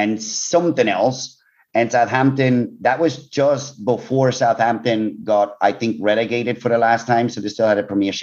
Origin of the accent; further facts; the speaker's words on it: Switzerland; also born or lived in United Kingdom; I was born way too long ago in a beautiful country called Switzerland, which is also where I went to school